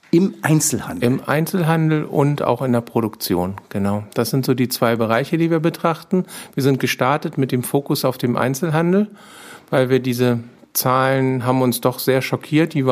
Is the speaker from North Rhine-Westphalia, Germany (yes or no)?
no; Kayhude, Schleswig-Holstein, Germany; Ich komme aus Kaihude, bin dort äh, aufgewachsen letztendlich